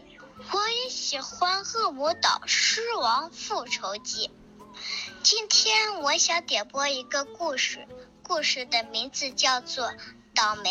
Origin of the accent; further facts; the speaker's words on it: Shanghai, China; ，我快要六岁了，我来自上海